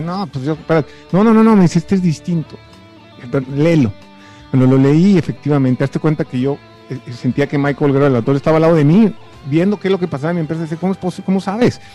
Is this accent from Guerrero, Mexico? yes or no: no; Tuxtla Gutiérrez, Chiapas, Mexico; also born or lived in Mexico City; tuga Tura Gutiérrez, que es donde yo me crié